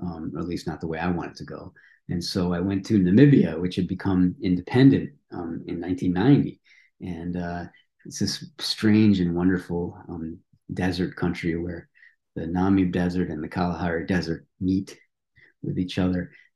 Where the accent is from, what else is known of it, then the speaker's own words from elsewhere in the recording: Highland Park, Illinois, United States; also born or lived in Vermont; now in Norwich, Vermont, United States; I grew up in a little bit outside Chicago, like I mentioned, along Lake Michigan